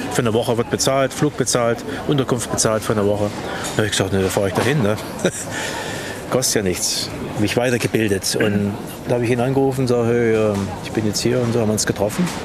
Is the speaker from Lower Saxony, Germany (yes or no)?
no; Thuringia, Germany; moved away as an adult; now in United States; hier in dem Haus, wo ich aufgewachsen bin